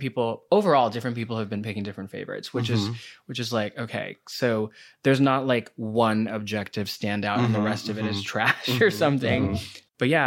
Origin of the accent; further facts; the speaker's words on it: New Delhi, Delhi, India; moved away as an adult; now in United States; Yeah, I grew up in New Delhi, which is in India. Mm-hmm. And I moved here to go to college at 18.